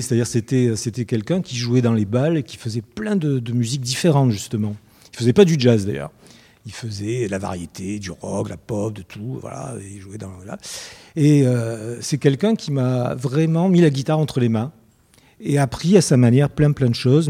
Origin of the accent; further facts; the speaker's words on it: Souk Ahras, Souk Ahras Province, Algeria; je vis de Soukaras, c'est une ville en Algérie